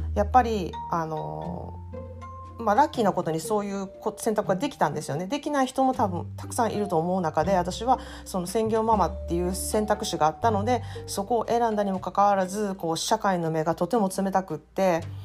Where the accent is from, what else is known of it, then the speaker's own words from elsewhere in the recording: Japan; now in United States; 私は特にアメリカでは外国人だからあの日本人であることが不便だったり